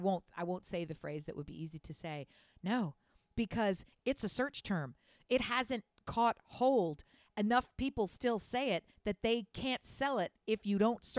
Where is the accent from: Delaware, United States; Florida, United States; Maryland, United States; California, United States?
Delaware, United States; Wilmington; also born or lived in Philadelphia; But even in the very small community that I grew up in basically just outside Southeast Philadelphia, Northern Wilmington area, there it was so...